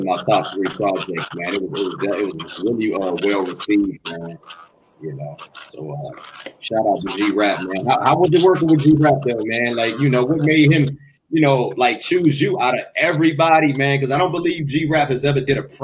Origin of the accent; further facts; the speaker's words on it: Washington, District of Columbia, United States; I'm from Washington, D.C.